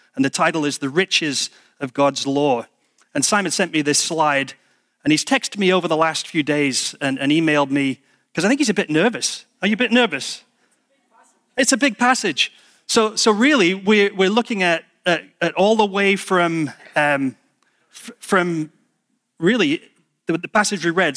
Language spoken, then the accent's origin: English; United Kingdom; being British